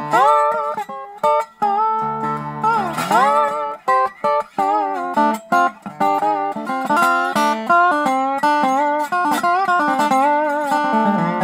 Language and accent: English; California, United States; I'm from California